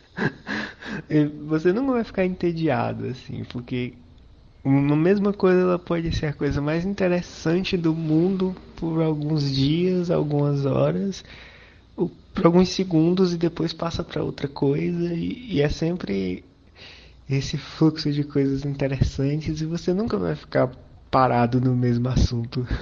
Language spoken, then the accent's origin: Portuguese; Fortaleza, Ceará, Brazil; eu sou de Fortaleza